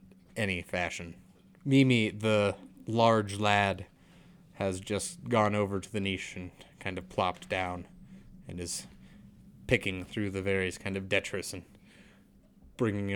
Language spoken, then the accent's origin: English; Colorado, United States; I'm from Colorado, probably statistically one of the safest places in the world from sharks